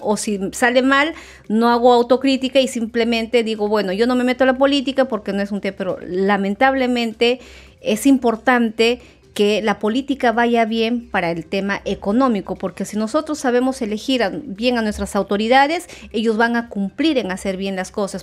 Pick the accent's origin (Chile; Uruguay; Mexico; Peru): Peru; nosotros como peruanos